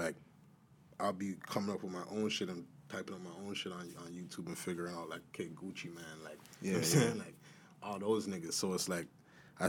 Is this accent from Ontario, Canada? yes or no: yes; Toronto, Ontario, Canada; growing up in the East, it was just like any other hood